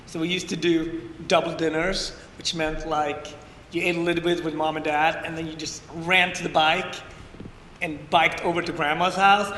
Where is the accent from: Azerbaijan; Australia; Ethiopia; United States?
Ethiopia; born there; Yeah, I was born in Ethiopia in a tiny village outside the capital, 2 hours outside the capital. I was born in a hut